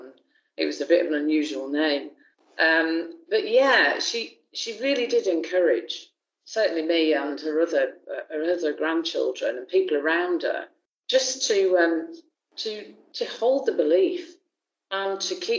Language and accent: English; Haworth, Yorkshire and the Humber, United Kingdom; accent: Yorkshire; moved away; I was born in Haworth, which, yep, of course, the home of the Brontes, and really lived in the area around there all of my kind of childhood.